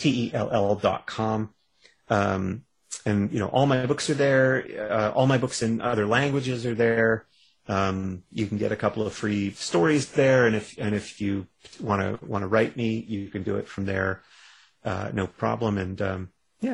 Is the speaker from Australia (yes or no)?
no; Canada; I'm a Canadian